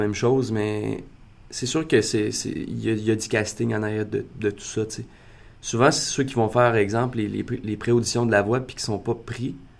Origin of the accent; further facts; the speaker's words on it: Maniwaki, Quebec, Canada; moi, je viens de Maniwaki. Je viens de Maniwaki, qui est une petite ville euh, dans le nord de l'Outaouais